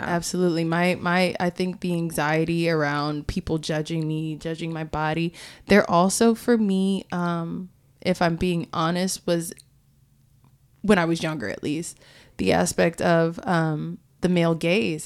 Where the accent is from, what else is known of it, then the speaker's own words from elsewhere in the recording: Florida, United States; growing up in Florida